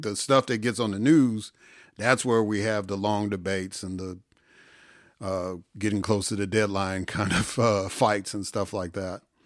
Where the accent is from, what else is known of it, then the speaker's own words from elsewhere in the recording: Illinois, United States; also born or lived in Jackson, Mississippi; now in Georgia, United States; I grew up in Illinois. I, I'm living in Georgia now